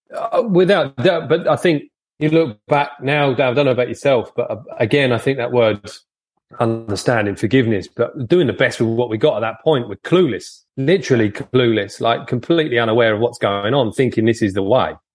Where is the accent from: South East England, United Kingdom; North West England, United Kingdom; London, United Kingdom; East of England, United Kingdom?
South East England, United Kingdom; Folkestone; I'm always been Folkestone based, so nearly in France